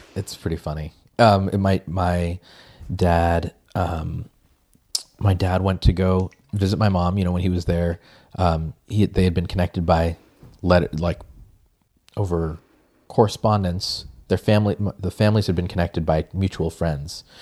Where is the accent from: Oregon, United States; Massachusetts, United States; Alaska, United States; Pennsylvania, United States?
Massachusetts, United States; Peabody; I grew up in Peabody, Massachusetts